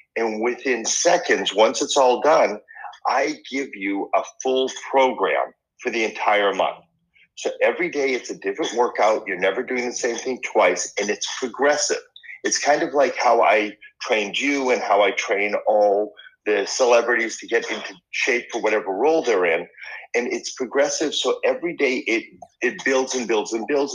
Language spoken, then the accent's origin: English; Boston, Massachusetts, United States; moved away; I grew up in Boston